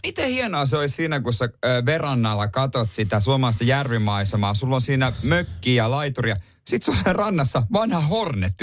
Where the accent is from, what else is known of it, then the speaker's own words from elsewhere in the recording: Ostrobothnia, Finland; now in Helsinki capital region, Finland; meillä päin Pohjanmaalle